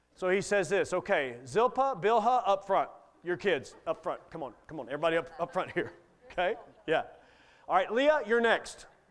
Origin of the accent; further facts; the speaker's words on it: Kentucky, United States; I grew up in Kentucky coon hunting